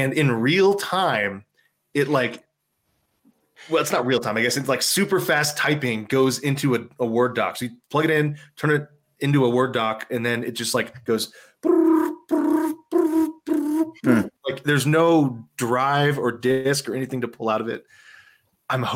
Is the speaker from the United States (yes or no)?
yes; San Antonio, Texas, United States; I grew up in San Antonio, Texas